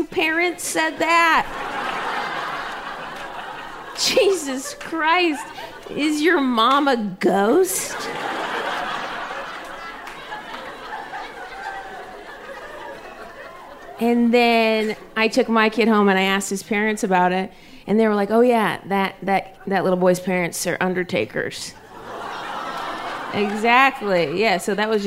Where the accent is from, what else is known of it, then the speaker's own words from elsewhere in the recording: Ohio, United States; We grew up in Ohio